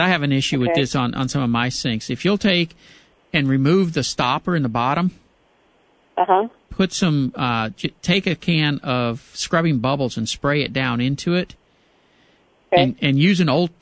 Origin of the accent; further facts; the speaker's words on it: Pasadena, United States; My hometown of Pasadena